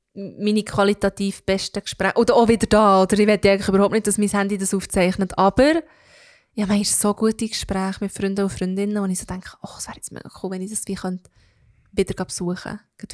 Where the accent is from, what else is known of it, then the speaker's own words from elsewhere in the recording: Belpmoos, Bern, Switzerland; Ich komme aus dem Baubmoos, ich rede wie ich rede.